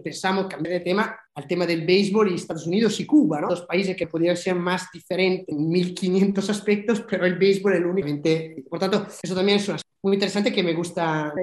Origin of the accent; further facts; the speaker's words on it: Milan, Lombardy, Italy; moved away; en las condiciones en que yo viví mi infancia en, en, Italia, en Milán